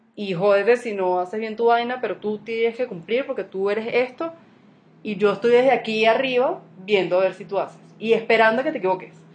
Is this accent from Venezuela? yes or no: yes; Venezuela; moved away; uno hoy como venezolano